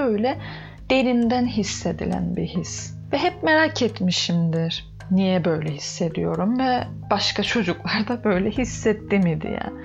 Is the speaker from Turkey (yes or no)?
no; Northern Cyprus, Cyprus; Ben Kıbrıs'ın kuzeyinde doğup büyüdüm